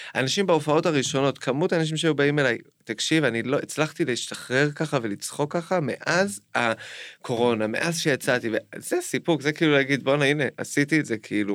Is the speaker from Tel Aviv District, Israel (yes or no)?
no; Jerusalem, Jerusalem District, Israel; גדלתי בגבעת שאול עד איזה גיל עשר כזה